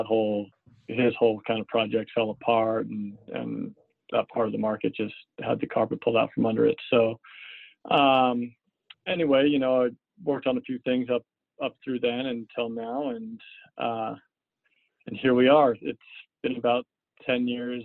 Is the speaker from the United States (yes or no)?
yes; Seattle, Washington, United States; I grew up in Seattle, went to high school here in Seattle